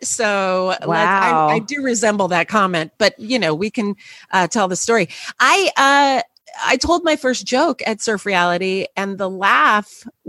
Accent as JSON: {"language": "English", "town": "Los Angeles", "region": "California", "country": "United States", "tie": "born or raised there", "moved": "yes", "lives_now": "New York City, United States", "said": "I grew up in Los Angeles, yes."}